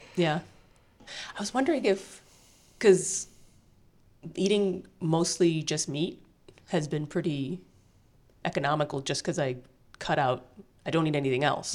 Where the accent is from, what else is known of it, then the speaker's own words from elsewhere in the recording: United States; I'm an American